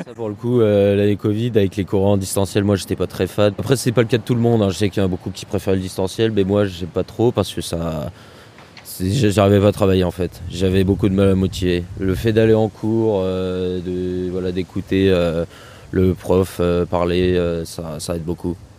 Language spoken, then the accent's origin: French; near Orléans, Centre-Val de Loire, France; moved away as an adult; now in Tours, France; moi, je suis originaire euh, du Loiret, donc à côté d'Orléans, en campagne